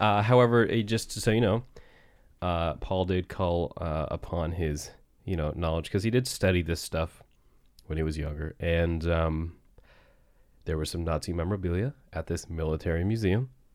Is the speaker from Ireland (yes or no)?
no; Barrington, Nova Scotia, Canada; we're actually specifically in Riverhead, which is, uh, literally where I grew up